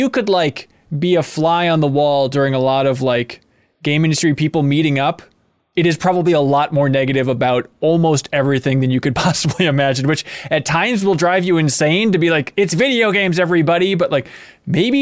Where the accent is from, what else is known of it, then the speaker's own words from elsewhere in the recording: New London, Minnesota, United States; now in Minneapolis, United States; my hometown out there in New London, Minnesota.